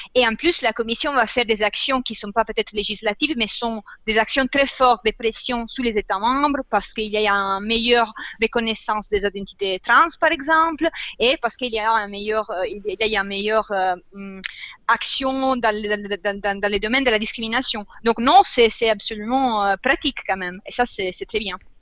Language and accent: French; Italy; French is a second language; moved away; je viens d'Italie